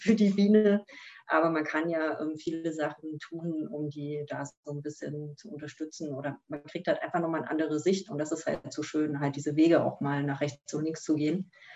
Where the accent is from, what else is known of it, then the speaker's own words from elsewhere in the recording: East Germany, Germany; als gebürtige Ostdeutsche